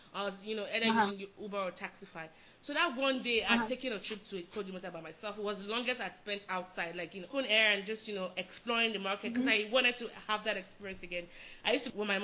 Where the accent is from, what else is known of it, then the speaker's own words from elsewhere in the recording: Lagos, Nigeria; moved away; I'm from Lagos